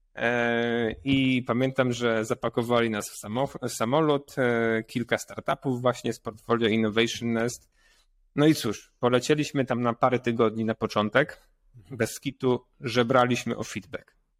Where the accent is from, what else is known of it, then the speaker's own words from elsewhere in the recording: Poland; jestem pur entrepreneur z Polska